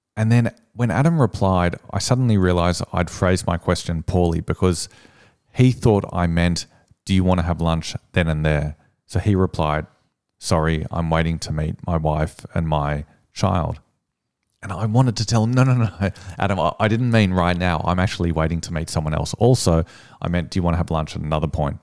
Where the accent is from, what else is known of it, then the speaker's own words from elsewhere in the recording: Sydney, New South Wales, Australia; I'm from Sydney.